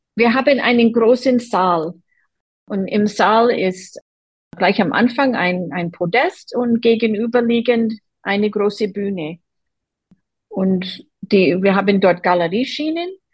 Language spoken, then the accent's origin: German; Boston, Massachusetts, United States; German is a second language; now in Germany; Ich komme aus Boston an der Ostküste der USA